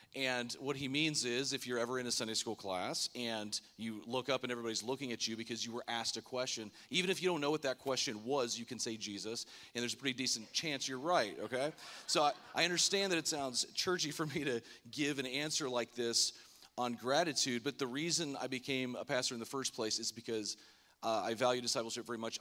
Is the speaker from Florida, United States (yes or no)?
yes; Lake Worth, Florida, United States; moved away; I grew up in Florida, the West Palm, Lake Worth area in high school